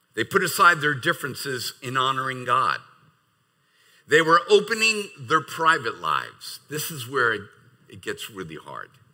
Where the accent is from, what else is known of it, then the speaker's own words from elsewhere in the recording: United States; as an American